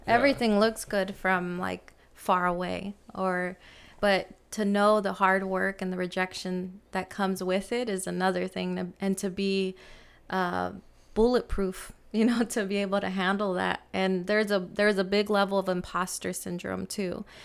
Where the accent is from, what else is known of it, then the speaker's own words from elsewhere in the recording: San Francisco, California, United States; I grew up in San Francisco